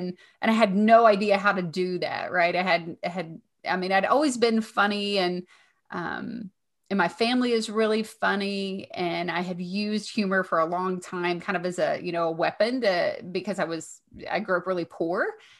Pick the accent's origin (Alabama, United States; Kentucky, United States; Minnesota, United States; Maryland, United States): Kentucky, United States; accent: Southern; I'm from Kentucky.